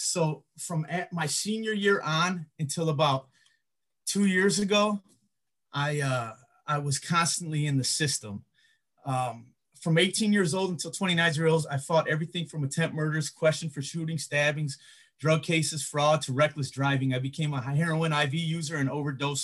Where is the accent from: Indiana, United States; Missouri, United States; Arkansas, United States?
Indiana, United States; Griffith; also born or lived in East Chicago, Indiana / Hammond, Indiana / Gary, Indiana / Chicago, Illinois; lived all over Lake County, Indiana, Hammond, Gary, East Chicago, Highland.